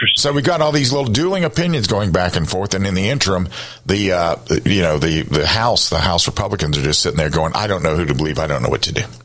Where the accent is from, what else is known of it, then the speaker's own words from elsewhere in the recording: Columbia, South Carolina, United States; I grew up in Columbia